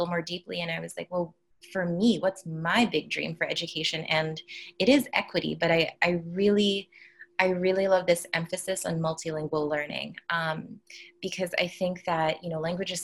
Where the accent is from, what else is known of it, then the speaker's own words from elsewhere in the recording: New York City, New York, United States; also born or lived in Amman, Jordan; I was born in Brooklyn, but then I spent my K through 6 years, so my elementary formative years in Amman, Jordan. And then I moved back to the United States to do 7th through 12th grade